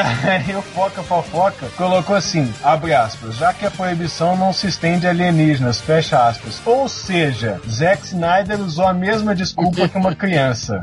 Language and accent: Portuguese; Brazil; Eu sou brasileiro